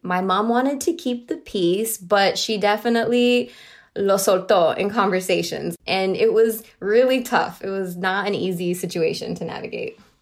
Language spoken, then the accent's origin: English; Miami, Florida, United States; I grew up in Miami, Florida